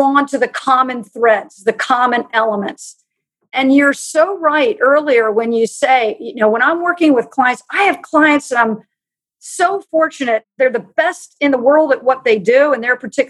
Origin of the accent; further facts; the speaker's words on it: United States; I grew up in Amish country